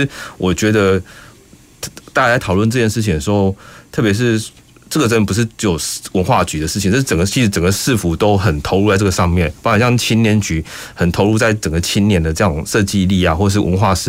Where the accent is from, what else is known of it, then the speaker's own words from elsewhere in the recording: Kaohsiung, Taiwan; 哪些东西是我高雄，我高雄人我骄傲这样子的一种一种地方。